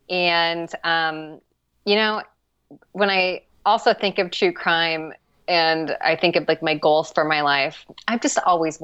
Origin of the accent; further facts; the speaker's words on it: Midwest, United States; I think like Idaho, or I'm from the Midwest. I should know this, but like one of the Midwestern states